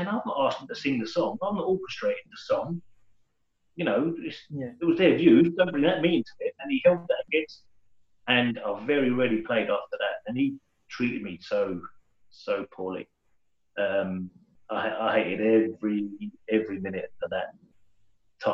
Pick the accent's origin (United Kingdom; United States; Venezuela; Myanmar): United Kingdom; London; I was from London, never allowed to go back home